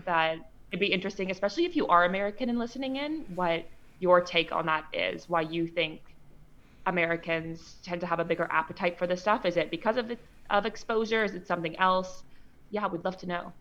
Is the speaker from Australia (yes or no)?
no; Canada; I'm actually from Canada